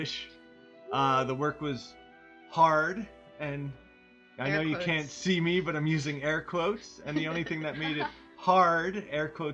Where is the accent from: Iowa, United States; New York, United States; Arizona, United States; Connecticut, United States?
New York, United States; Northeast, about an hour east of New York City, United States; I'm from the Northeast, same as Lauren Allison, but about an hour east of New York City, not 2 hours south like they were